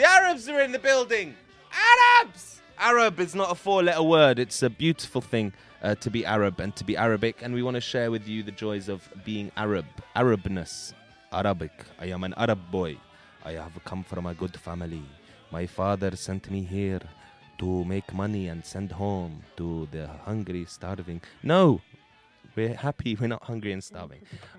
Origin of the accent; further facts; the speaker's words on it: London, United Kingdom; I love growing up in London is a blessing, and I'm very lucky to have been born here.